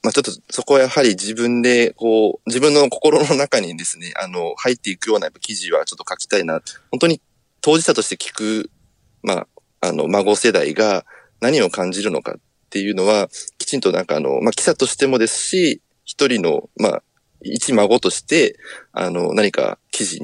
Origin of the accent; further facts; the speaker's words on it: Sasebo, Nagasaki, Japan; 私はですね、あの、まあ、最初に申した通り、あの、佐世保市というところの出身なんですけれども